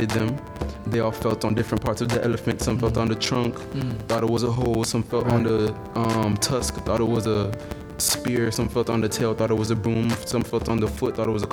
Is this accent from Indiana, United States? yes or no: no; North Miami Beach, Florida, United States; I'm from North Miami Beach.